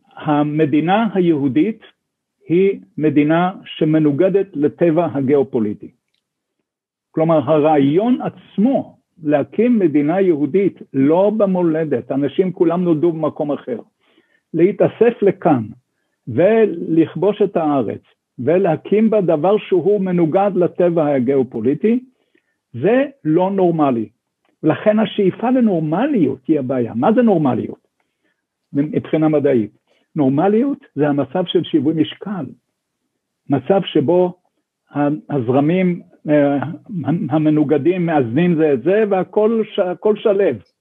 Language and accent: Hebrew; Sde Eliyahu, Northern District, Israel; now in Jerusalem, Israel; אני גדלתי בשדה אליהו